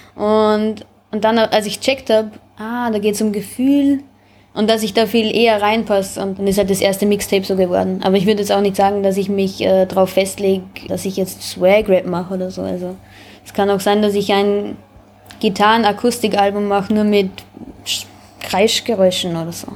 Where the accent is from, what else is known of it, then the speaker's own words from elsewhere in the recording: Braunau am Inn, Upper Austria, Austria; moved away as an adult; now in Vienna, Austria; Ich bin aus Oberösterreich, Braunau, Bezirk Braunau. Ähm, ja, ich bin vor sieben Jahren nach Wien.